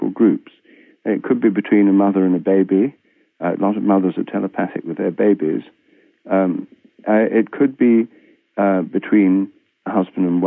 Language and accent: English; Newark, East Midlands, United Kingdom; my hometown, Newark, Nottinghamshire, in England